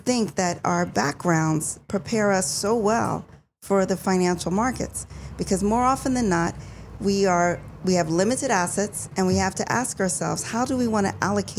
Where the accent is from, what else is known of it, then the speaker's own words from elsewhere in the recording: Philadelphia, Pennsylvania, United States; I was raised in Philadelphia, but I frequented New Jersey in Roselle, New Jersey.